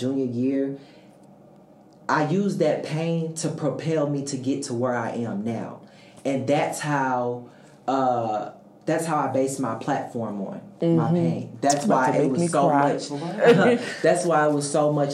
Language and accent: English; St. Louis, Missouri, United States; I'm from St. Louis, Missouri, majoring in broadcasting journalism.